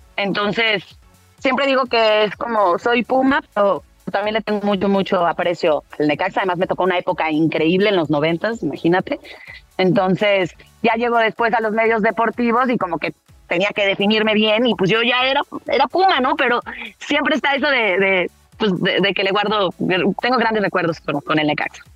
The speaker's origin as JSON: {"language": "Spanish", "country": "Mexico", "tie": "born or raised there", "also_born_or_lived": "Martorell, Catalonia, Spain", "said": "yo llegué con cuatro años"}